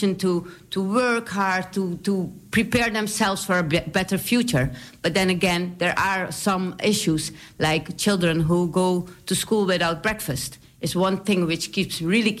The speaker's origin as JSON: {"language": "English", "country": "Suriname", "tie": "born or raised there", "also_born_or_lived": "Leiden, Netherlands / Amsterdam Southeast, Netherlands", "accent": "Surinamese", "second_language": "English", "moved": "as an adult", "lives_now": "Netherlands", "said": "I was born in Leiden, which is also in Holland. But then when I was 5 years old, we went back to Suriname. So I was raised in Suriname. And when I was 20, I came back to the Netherlands to study"}